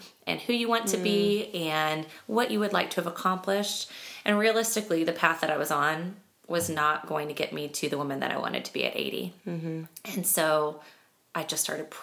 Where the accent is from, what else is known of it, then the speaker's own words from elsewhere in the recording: Kansas, United States; moved away; I grew up in Kansas